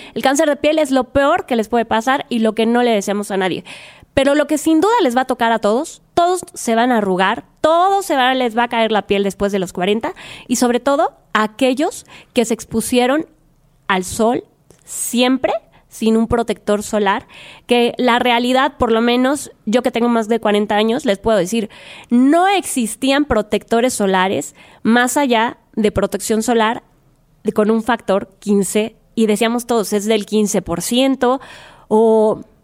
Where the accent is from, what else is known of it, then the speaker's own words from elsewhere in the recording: Mérida, Yucatán, Mexico; soy de Mérida, Yucatán